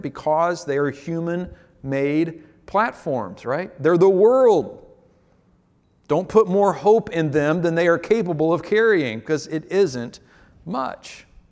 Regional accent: United States; as an American pastor in twenty twenty-one

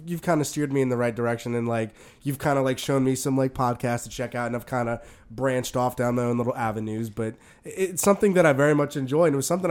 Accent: New Orleans, Louisiana, United States; I'm from New Orleans

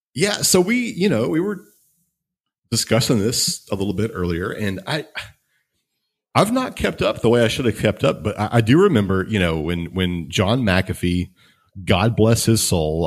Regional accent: Texas, United States; I'm, I'm from Texas

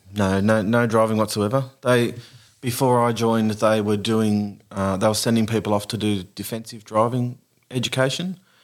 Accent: Beaconsfield, Tasmania, Australia; also born or lived in Lightning Ridge; now in Nambucca Valley, Australia; I'm from Tassie.

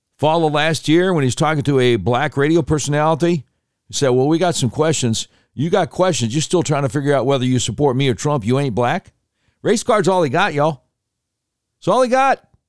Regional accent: Charlotte, North Carolina, United States; also born or lived in Norfolk, Virginia; I was born in Norfolk, Virginia. Grew up in Charlotte, but born in Virginia

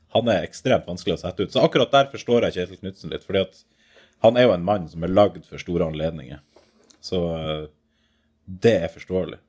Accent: Bodø, Nordland, Norway; jeg er fra Bodø

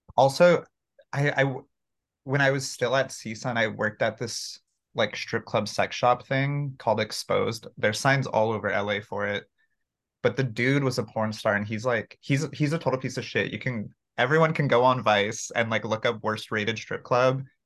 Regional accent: Santa Clarita, California, United States; also born or lived in Mexico; I grew up in Santa Clarita

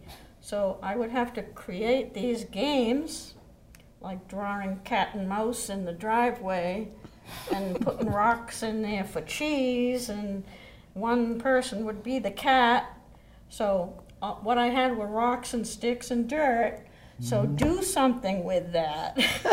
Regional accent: Easton, United States; Growing up in Easton, playing cat and mouse.

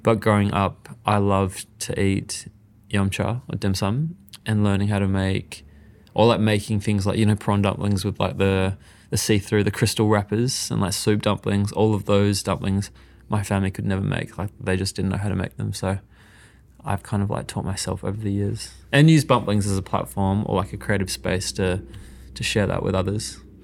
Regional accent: Perth, Western Australia, Australia; also born or lived in Mauritius; I was born in Perth, so I was brought up in Australia and went back and forth a lot.

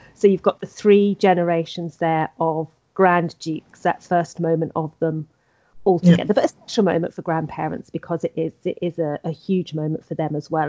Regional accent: England, United Kingdom; I'm English.

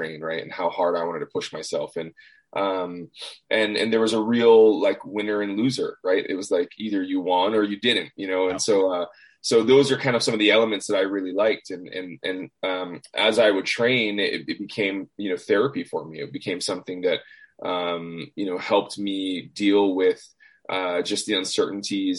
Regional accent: Hawaii, United States; moved away as an adult; I grew up in Hawaii

